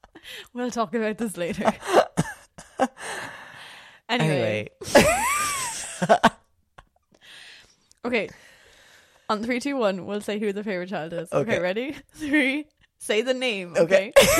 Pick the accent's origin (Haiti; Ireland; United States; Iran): Ireland; I am Irish.